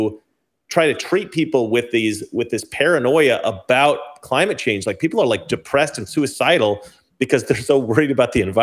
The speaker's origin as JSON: {"language": "English", "region": "Oregon", "country": "United States", "said": "I'm from Oregon"}